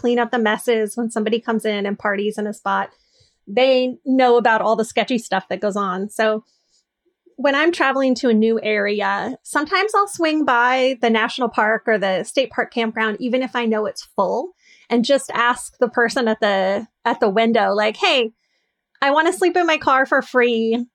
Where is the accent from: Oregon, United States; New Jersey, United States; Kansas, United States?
Oregon, United States; North Coast; I'm from the North Coast